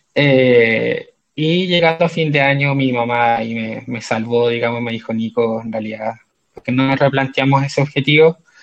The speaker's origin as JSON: {"language": "Spanish", "town": "Concepción", "region": "Biobío", "country": "Chile", "also_born_or_lived": "China", "moved": "as an adult", "lives_now": "Santiago, Chile", "said": "soy de Concepción, si bien desde fines del año 2009 vivo fuera de Concepción"}